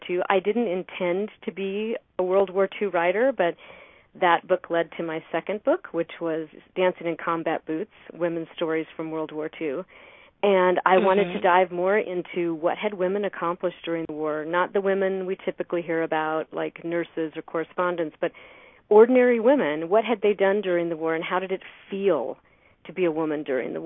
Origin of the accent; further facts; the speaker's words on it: Idaho, United States; here in my hometown